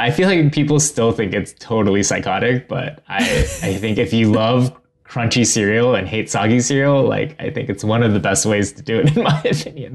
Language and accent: English; Ohio, United States; born or raised there